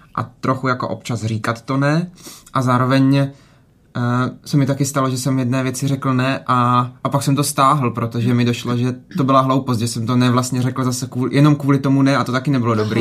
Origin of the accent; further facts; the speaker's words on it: Šumperk, Olomouc Region, Czechia; now in Brno, Czechia; nejsem z, nejsem z Brna, vlastně jsem z Brna, nebo jako do Brna odešel a tady mám zase jiný kolektivy, než mám v Šumperku